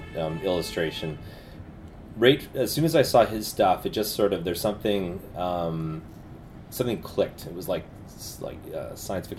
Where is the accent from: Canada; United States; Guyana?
Canada; Winnipeg, Manitoba; moved away as an adult; also born or lived in Vancouver; I grew up in Winnipeg